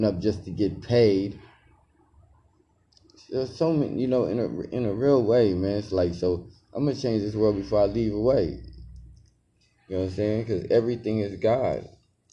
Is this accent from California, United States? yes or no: yes; Los Angeles, California, United States; growing up in Los Angeles, California